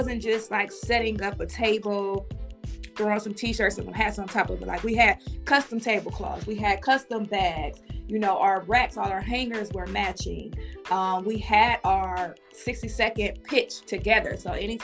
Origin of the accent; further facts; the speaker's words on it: East Cleveland, Ohio, United States; I am from Cleveland, Ohio, raised in East Cleveland, Ohio